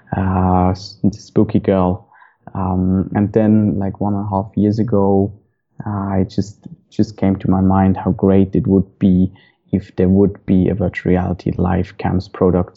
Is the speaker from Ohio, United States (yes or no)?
no; upstate New York, United States; moved away as an adult; also born or lived in Southern California / Japan; I left my hometown in upstate New York and moved out to sunny Southern California in my mid 20s